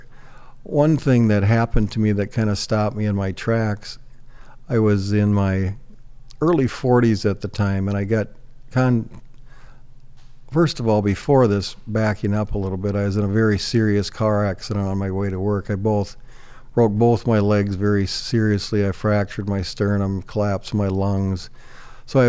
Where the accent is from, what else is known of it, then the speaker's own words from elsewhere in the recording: Northwest Iowa, United States; moved away as an adult; now in Sioux Falls, United States; I grew up in Northwest Iowa. It was a fabulous childhood. I grew up on a farm